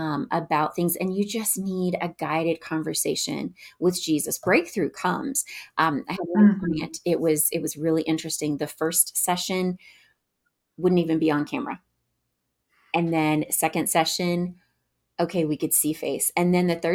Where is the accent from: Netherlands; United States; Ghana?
United States; Northwest Arkansas; I hail from Northwest Arkansas.